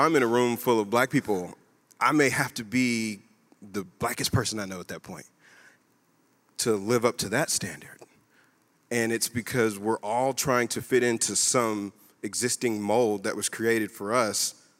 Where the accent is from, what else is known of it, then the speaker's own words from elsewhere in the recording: United States; You know what I think that I am? I'm just an American.